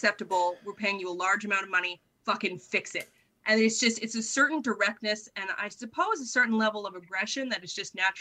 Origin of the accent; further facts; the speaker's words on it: Canada; now in Australia; I'm Canadian